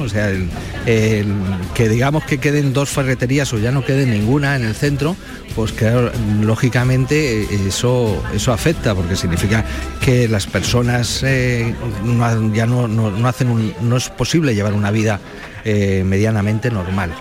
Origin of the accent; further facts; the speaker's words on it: Madrid, Community of Madrid, Spain; now in Málaga, Spain; Soy madrileño, o sea que bueno, ya soy más malagueño que madrileño, llevamos más años aquí que allí, pero que, el ocio que teníamos eh, los chavales en Madrid en los 70, pues era salir a la calle.